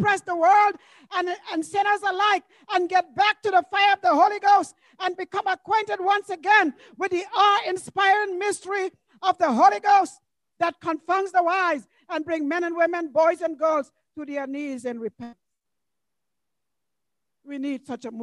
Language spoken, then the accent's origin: English; U.S. Virgin Islands; When I was growing up in St. Thomas, number 20 Gamble Garda, that's the address of the church building